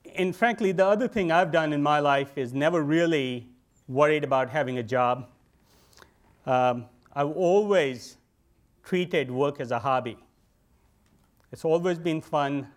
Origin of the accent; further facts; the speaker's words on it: India; moved away as an adult; now in United States; I grew up in India